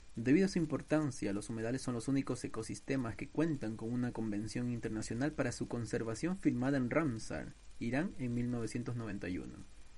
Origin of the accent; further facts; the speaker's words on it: Ecuador; mi país Ecuador